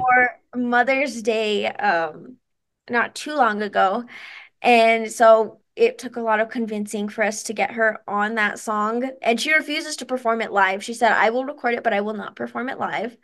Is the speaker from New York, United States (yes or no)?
no; Taos, New Mexico, United States; also born or lived in Santa Fe, New Mexico; I was born in Santa Fe, but I've been in Taos my entire life